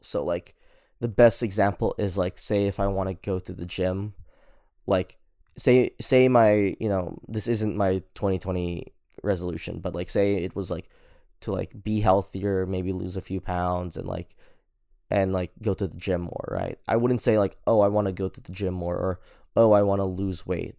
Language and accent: English; Philippines; I'm Filipino